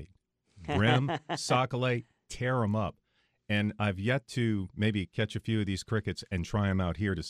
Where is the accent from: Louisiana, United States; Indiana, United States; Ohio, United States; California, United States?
Louisiana, United States; moved away; growing up in Louisiana, we had these black crickets, and then we had the gray crickets.